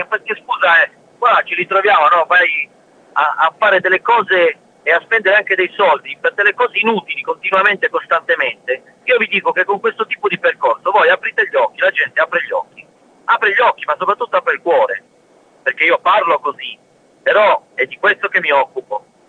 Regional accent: L'Aquila, Abruzzo, Italy; Io sono dell'Aquila, all'Aquila, dentro

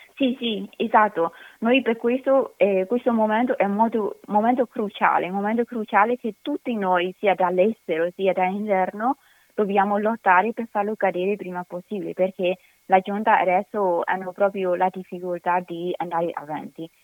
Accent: Myanmar; now in Italy; Noi birmani

